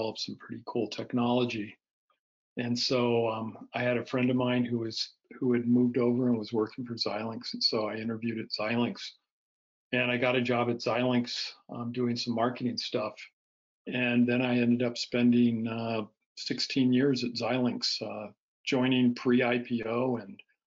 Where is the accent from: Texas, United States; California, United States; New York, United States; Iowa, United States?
California, United States; Bay Area; I grew up in the Bay Area of California